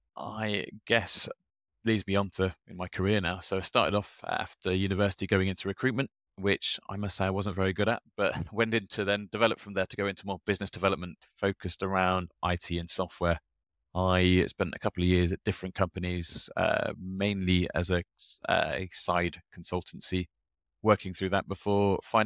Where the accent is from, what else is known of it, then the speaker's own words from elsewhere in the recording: Birmingham, West Midlands, United Kingdom; born and raised in Birmingham in the United Kingdom.